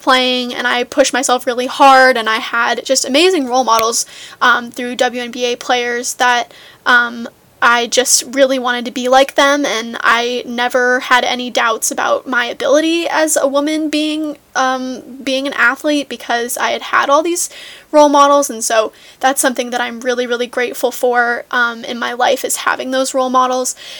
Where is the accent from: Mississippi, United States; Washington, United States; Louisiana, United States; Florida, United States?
Washington, United States; Seattle; I was born and raised in Seattle, Washington